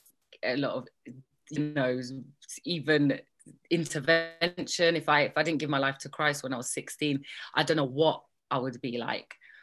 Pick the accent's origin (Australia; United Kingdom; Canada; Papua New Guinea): United Kingdom; London; also born or lived in Birmingham; I was born in Birmingham, despite my accent misleading you. and so I guess when I was quite young, my mum left my dad and came to London